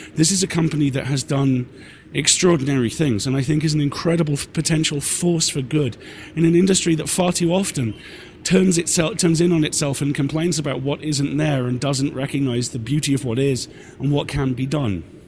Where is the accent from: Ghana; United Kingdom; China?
United Kingdom; I'm British